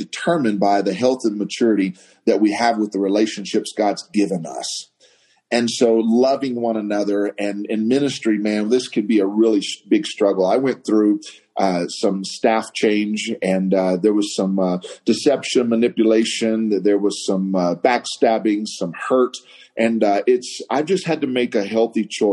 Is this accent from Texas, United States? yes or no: yes; Waco, Texas, United States; now in Santa Fe, United States; I am from the Waco, Texas area